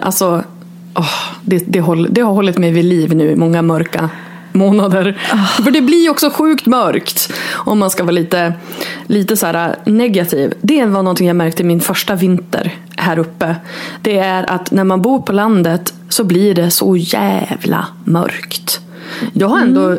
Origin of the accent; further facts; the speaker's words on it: Örnsköldsvik, Västernorrland County, Sweden; moved away as an adult; also born or lived in Borås / Stockholm / New York; now in Örnsköldsvik, Sweden; bott borta från min hemstad då, Örnsköldsvik, i 17 år